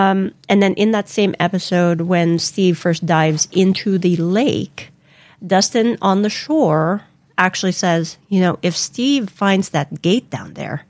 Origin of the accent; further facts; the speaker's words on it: Philippines; now in United States; when we moved from the Philippines to the U.S. in the late 80s, the transition was very, very hard for me.